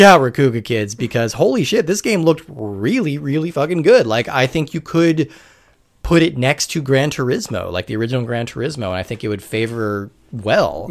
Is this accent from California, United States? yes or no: yes; California, United States; I'm originally from California